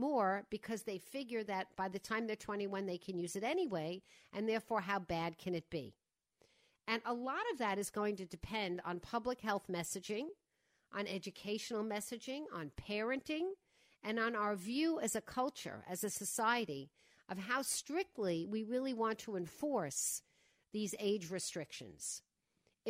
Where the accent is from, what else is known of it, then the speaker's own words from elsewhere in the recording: Long Island, New York, United States; moved away; I grew up in Widmere on the other side